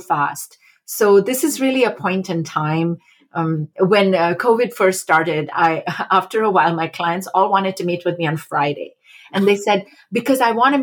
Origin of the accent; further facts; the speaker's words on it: India; moved away as an adult; also born or lived in Massachusetts, United States; I grew up in India and came as a junior transfer student in undergraduate university to Smith College